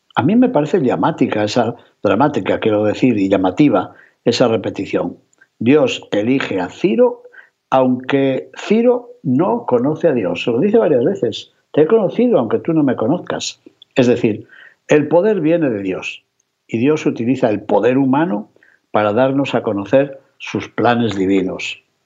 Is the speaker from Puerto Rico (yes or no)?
no; León, Castile and León, Spain; en mi ciudad natal, en León